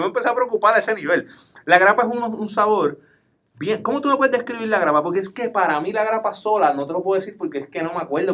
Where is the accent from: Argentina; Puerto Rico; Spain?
Puerto Rico; Como buenos boricuas